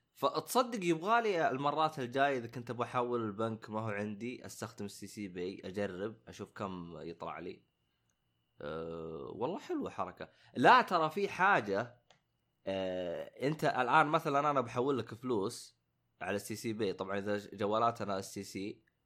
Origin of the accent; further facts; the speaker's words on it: Saudi Arabia; احنا خصوصا كسعوديين